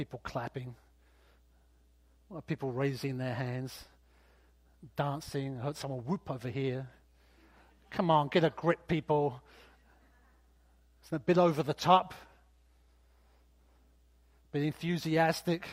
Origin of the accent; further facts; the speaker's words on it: United Kingdom; I'm British after all